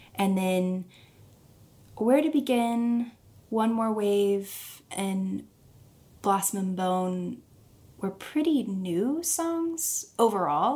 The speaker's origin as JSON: {"language": "English", "town": "Springfield", "region": "Missouri", "country": "United States", "tie": "born or raised there", "also_born_or_lived": "Nashville", "moved": "as an adult", "said": "am in Springfield, Missouri, which is my hometown."}